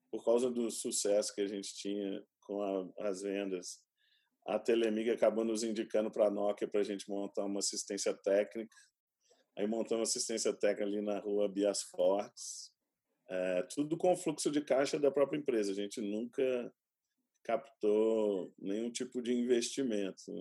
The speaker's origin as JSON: {"language": "Portuguese", "town": "São José dos Campos", "region": "São Paulo", "country": "Brazil", "tie": "born there", "said": "Meu pai ele ele era um cientista empreendedor, ele trabalhava no INPE, eu nasci em São José dos Campos."}